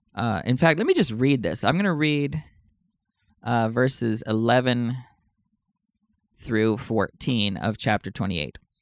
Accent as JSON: {"language": "English", "region": "Texas", "country": "United States", "tie": "born or raised there", "said": "In my home state of Texas"}